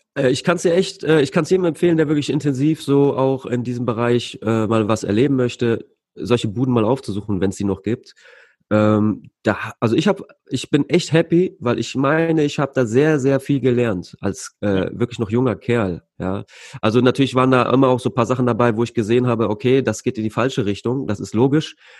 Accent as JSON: {"language": "German", "town": "Leverkusen", "region": "North Rhine-Westphalia", "country": "Germany", "said": "Bei uns in Leverkusen"}